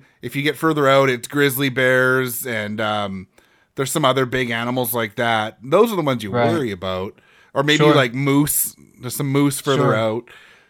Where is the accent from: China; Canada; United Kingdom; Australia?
Canada; because we're Canadian